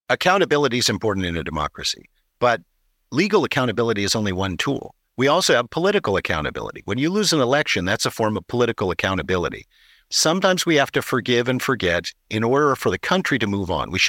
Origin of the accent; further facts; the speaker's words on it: California, United States; I'm a Californian